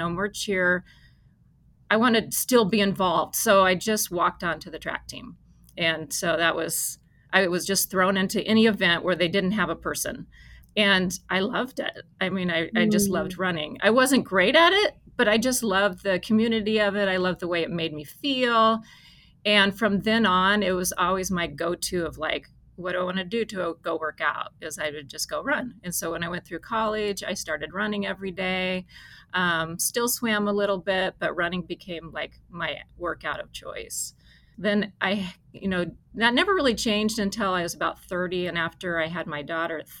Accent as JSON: {"language": "English", "region": "Arizona", "country": "United States", "tie": "born or raised there", "said": "I grew up in Arizona"}